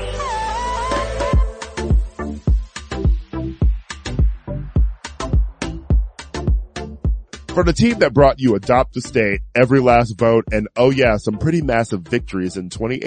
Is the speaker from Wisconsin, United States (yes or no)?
yes; Wisconsin, United States; my home state of Wisconsin